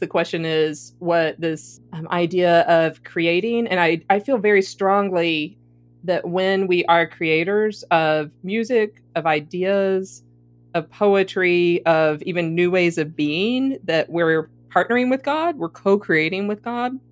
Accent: the South, United States; accent: deep South; I'm the only Southerner here

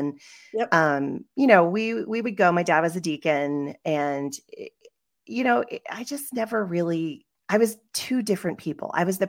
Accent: West Virginia, United States; born there; And so I was born in West Virginia. So that's where I went to school. I went to Shepherd University, which was Shepherd College at the time

